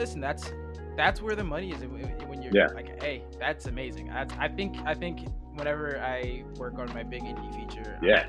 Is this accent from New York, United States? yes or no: yes; New York City, New York, United States; also born or lived in New Jersey; I grew up in New York City and in New Jersey, just like this little tri-state area, which is, you know, pretty liberal